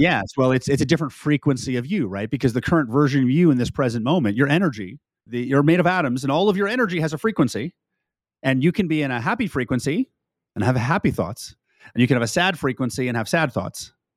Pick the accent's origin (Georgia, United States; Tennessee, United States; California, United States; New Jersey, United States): California, United States; now in Texas, United States; Former, formerly a California, now I'm a Texan